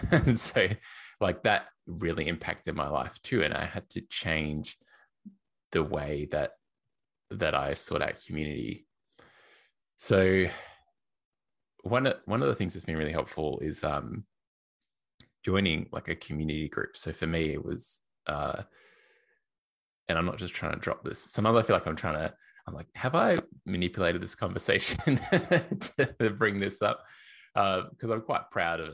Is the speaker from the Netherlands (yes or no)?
no; Australia; accent: Australian; also born or lived in Melbourne, Australia / Portland, Oregon; I used to live in Melbourne in Australia, in case you can't tell by my accent